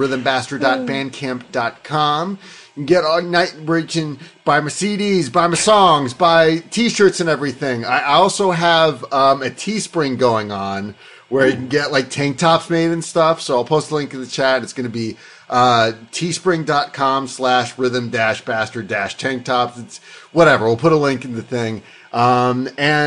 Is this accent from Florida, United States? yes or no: yes; West Palm Beach, Florida, United States; my hometown of West Palm Beach